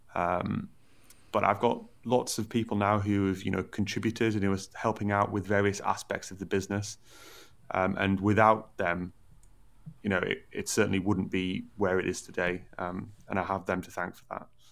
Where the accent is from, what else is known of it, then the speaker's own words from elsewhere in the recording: Middlesbrough, North East England, United Kingdom; moved away as an adult; now in Newcastle, United Kingdom; I come from Middlesbrough originally. Um, so that's in the northeast.